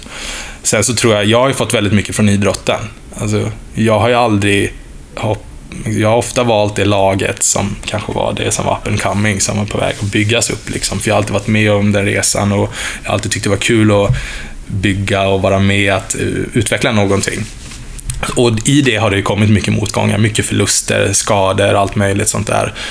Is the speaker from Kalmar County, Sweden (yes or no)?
yes; Oskarshamn, Kalmar County, Sweden; moved away; also born or lived in Stockholm / Lund; jag är född faktiskt i Stockholm, men jag profilerar mig ofta som smålänning, för det har jag bott egentligen hela mitt liv